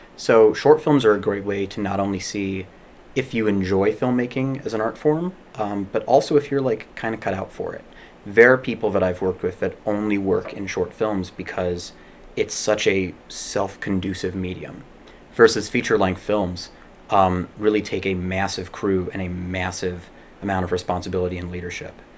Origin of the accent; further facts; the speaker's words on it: Chicago, Illinois, United States; I grew up in Chicago and went to school in Chicago